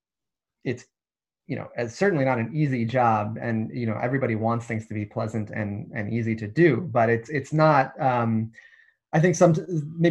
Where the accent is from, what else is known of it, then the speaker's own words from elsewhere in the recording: United States; now in United Kingdom; As an American